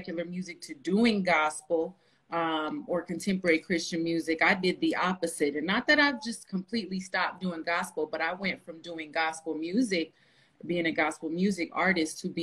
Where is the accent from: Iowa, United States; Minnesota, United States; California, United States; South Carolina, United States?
California, United States; Los Angeles; also born or lived in Texas; now in Las Vegas, United States; I'm actually from Los Angeles, California, but I do reside here in Las Vegas